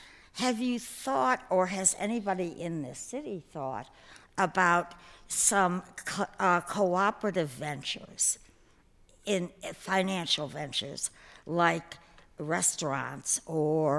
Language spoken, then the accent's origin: English; New York, United States; I'm a New Yorker